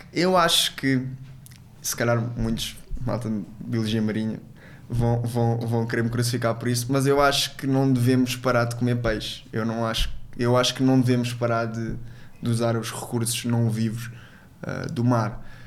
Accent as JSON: {"language": "Portuguese", "country": "Angola", "tie": "born or raised there", "also_born_or_lived": "Portugal", "moved": "yes", "lives_now": "Faro, Portugal", "said": "sou, sou angolano e, e, também é uma das minhas pátrias, eu tenho dupla nacionalidade e eu cresci muitos anos na minha infância lá"}